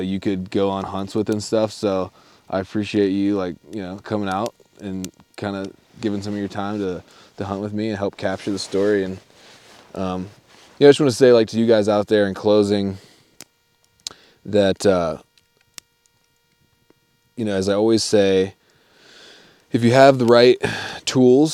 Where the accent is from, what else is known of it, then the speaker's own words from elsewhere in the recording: East Coast, United States; I'm from the East Coast